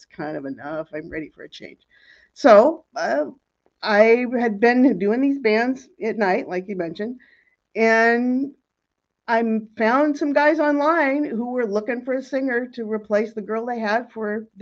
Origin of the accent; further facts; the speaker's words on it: Seattle, Washington, United States; moved away as an adult; also born or lived in Los Angeles; I grew up in Seattle